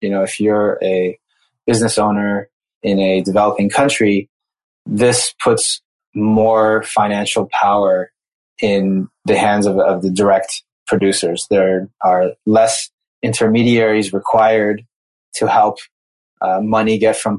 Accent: United States; moved away as an adult; also born or lived in Brazil; I grew up in the United States

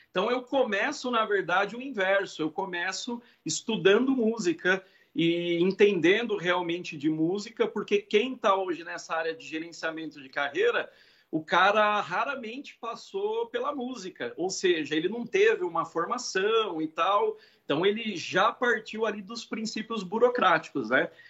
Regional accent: Marília, São Paulo, Brazil; E eu vim da cidade de Marília, interior de São Paulo, e, cara, só tinha um conservatório e era muito caro na época.

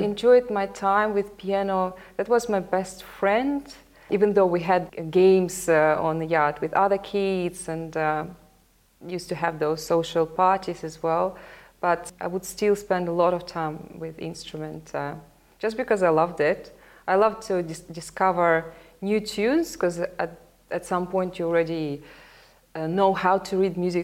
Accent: Sevastopol, Crimea, Ukraine; first language Russian; English is a second language; now in Melbourne, Australia; I was born in Sevastopol. It's a city on the Black Sea in Crimea.

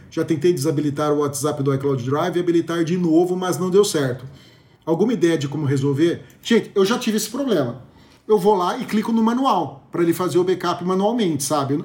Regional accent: Brazil; como bom brasileiro

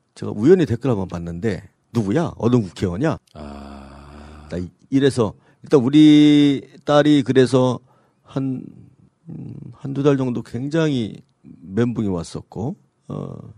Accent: Sejong, South Korea; 제 고향이지만 세종시가

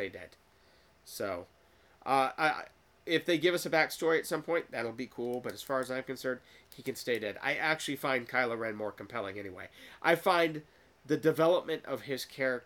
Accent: United States; I was born in America

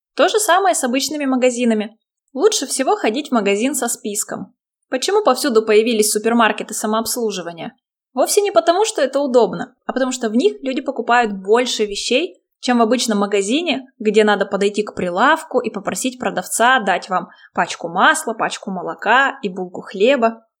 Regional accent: Chelyabinsk, Chelyabinsk Oblast, Russia; В моем родном городе, в Челябинске

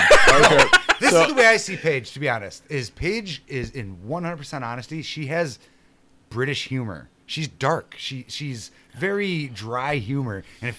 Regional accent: Cicero, Illinois, United States; I grew up in Cicero, Illinois, highly Hispanic. I was the only white dude, got along with everybody.

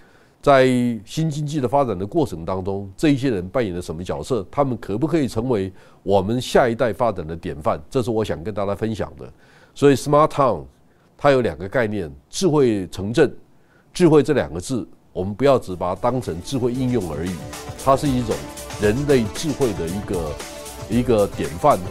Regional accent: Toucheng, Yilan County, Taiwan; moved away; 我虽然在头城长大，但是我都认为我是一个世界公民。

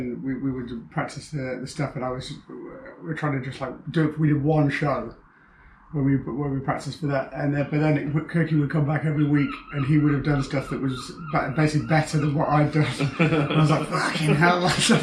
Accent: Nottingham, East Midlands, United Kingdom; also born or lived in Newcastle; I'm from Nottingham.

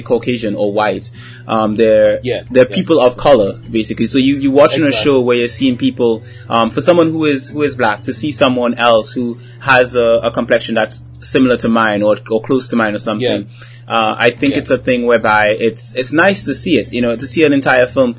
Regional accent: Trinidad & Tobago; as a Trinidadian

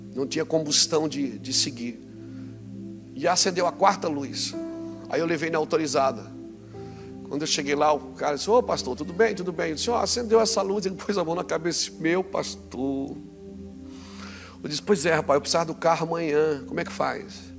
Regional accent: Brazil; eu vim do Brasil hoje. 2015 eu queria vir morar aqui, Deus não deixou. Ele disse: fique no Brasil

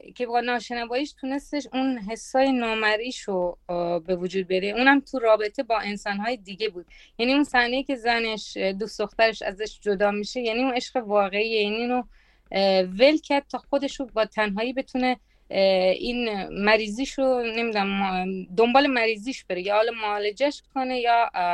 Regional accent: Italy; من تو ایتالیا بزرگ شدم

